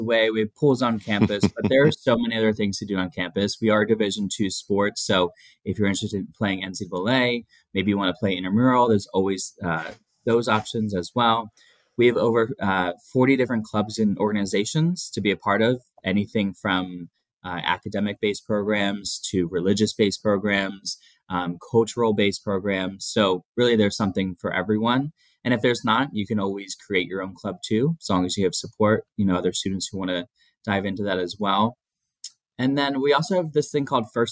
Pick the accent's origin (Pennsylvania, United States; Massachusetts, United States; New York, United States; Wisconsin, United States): Pennsylvania, United States; moved away as an adult; also born or lived in Texas; I'm from Pennsylvania